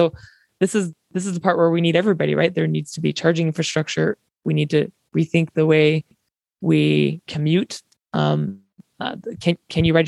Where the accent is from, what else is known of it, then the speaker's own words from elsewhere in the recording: Eastern Utah, United States; growing up in Eastern Utah